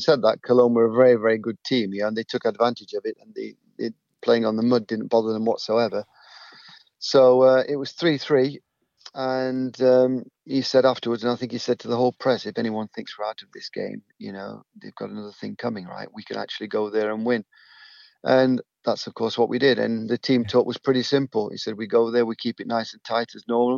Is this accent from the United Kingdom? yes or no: yes; Eastwood, East Midlands, United Kingdom; I'm from Eastwood